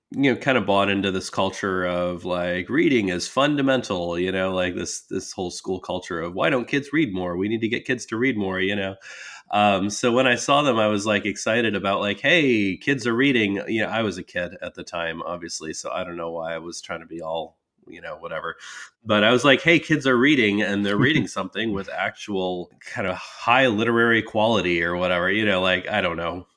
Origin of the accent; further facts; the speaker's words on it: United States; being American